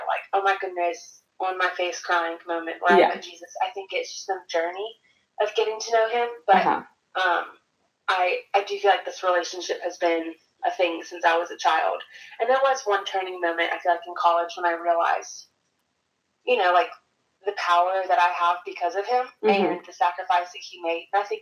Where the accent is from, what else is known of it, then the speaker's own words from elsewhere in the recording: Columbia, South Carolina, United States; I grew up in Columbia, South Carolina